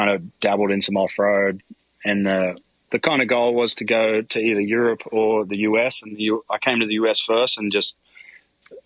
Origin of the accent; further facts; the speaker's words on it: Australia; now in United States; I was born in Australia and grew up there